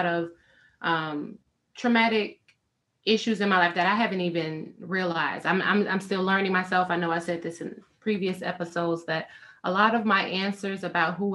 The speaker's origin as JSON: {"language": "English", "town": "Chicago", "region": "Illinois", "country": "United States", "tie": "born or raised there", "said": "I grew up in Chicago, and during grad school, I went to school downtown in Chicago"}